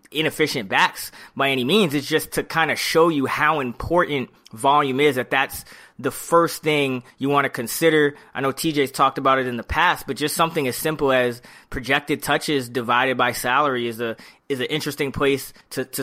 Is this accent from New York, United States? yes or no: yes; New York City, New York, United States; I'm from the Bronx